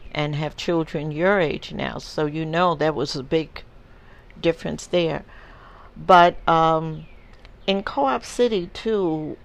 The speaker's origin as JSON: {"language": "English", "region": "New York", "country": "United States", "tie": "born or raised there", "said": "And growing up in New York, you saw, you had to have seen a lot of interracial marriages because in New York it was legal"}